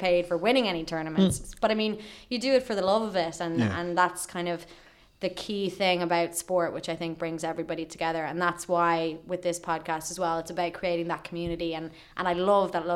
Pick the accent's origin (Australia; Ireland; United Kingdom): Ireland; we're Irish